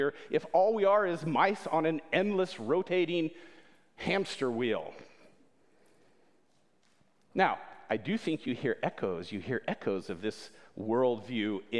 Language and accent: English; Winona Lake, Indiana, United States; also born or lived in Berlin; my colleague and teammate, Mike Yoder, and I, we both grew up here in Winona Lake